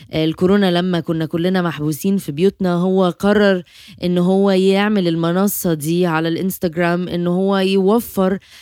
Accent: Egypt; احنا عندنا

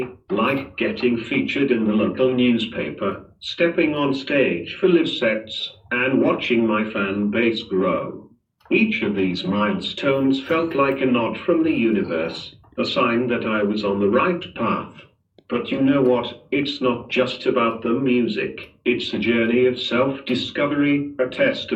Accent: Manchester, North West England, United Kingdom; moved away as an adult; now in Dubai, United Arab Emirates; Born and bred in Manchester, but now, I've got my roots down in Dubai, been here for a solid 3 years

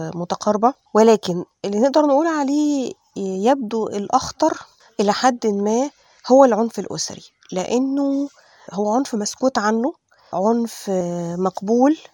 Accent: Egypt; إحنا كل اللي عندنا في مصر

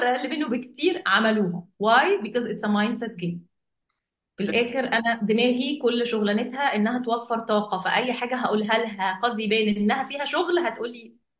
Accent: Egypt; احنا عندنا في مصر

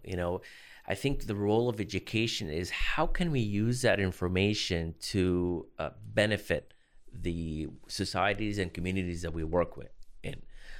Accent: Boston, Massachusetts, United States; born there; also born or lived in Los Angeles / Chicago; I was born in Boston, but I lived in Los Angeles and Chicago for work.

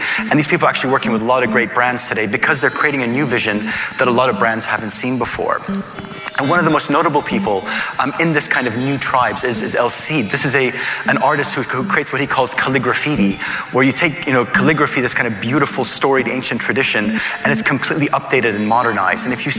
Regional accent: Kuwait; accent: American; also born or lived in England / Jordan; now in Dubai, United Arab Emirates; I was born in England. I have an American accent. My dad's Palestinian. My mother's Lebanese. I grew up between Kuwait and Jordan, and Dubai has been home for the last 21 years.

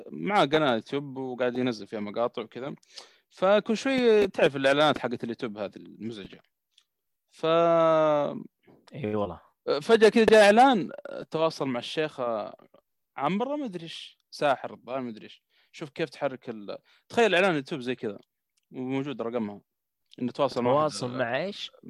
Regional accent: Saudi Arabia

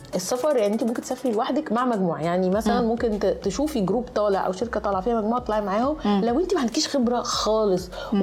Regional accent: Egypt; انا جاي من مصر

